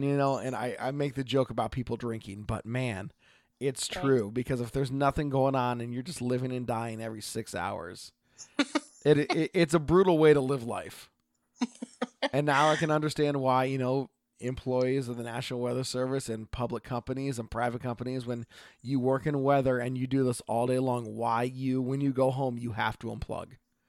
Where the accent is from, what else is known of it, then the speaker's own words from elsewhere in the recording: Oregon, United States; I am … from Oregon.